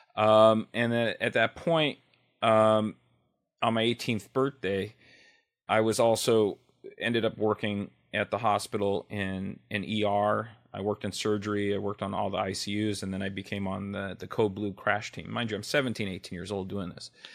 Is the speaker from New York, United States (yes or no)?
no; Los Angeles, California, United States; L A native. I grew up, I was born in Hollywood. I'm a, a true Hollywood baby